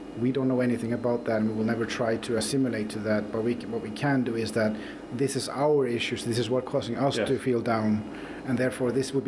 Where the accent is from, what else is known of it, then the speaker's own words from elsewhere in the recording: Norway; moved away as an adult; also born or lived in Iceland; now in Borgarnes, Iceland; when I grew up in Norway